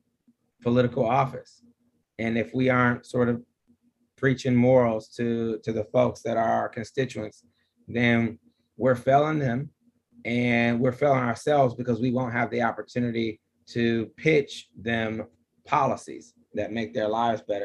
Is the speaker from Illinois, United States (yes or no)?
no; Detroit, Michigan, United States; accent: Detroit; moved away; also born or lived in Boston, Massachusetts; my Detroit accent